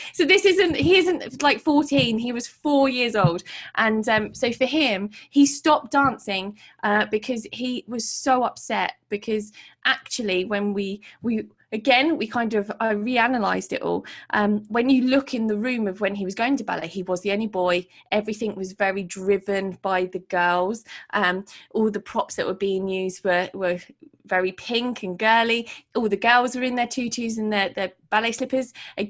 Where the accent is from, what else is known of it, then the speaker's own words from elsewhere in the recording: Portsmouth, South East England, United Kingdom; I put it out there in my city, which is my hometown in Portsmouth